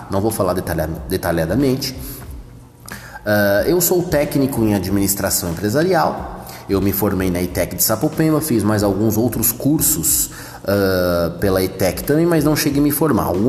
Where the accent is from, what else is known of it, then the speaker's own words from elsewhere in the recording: Santo André, São Paulo, Brazil; born there; Eu sou andreense de nascimento, nasci em Santo André, no bairro do Camilópolis né? Porém, morei muito pouco tempo uh, em Santo André, mas trabalhei bastante em Santo André, ok?